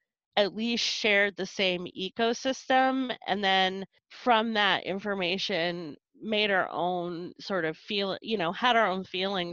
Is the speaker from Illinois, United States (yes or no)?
no; North Carolina, United States; also born or lived in Stockton, California / upstate New York / Colorado / Texas; now in Seattle, United States; So I was born in California, in Stockton, California. And we moved to upstate New York when I was a kid, when I was a baby, like two. And we moved to North Carolina when I was seven.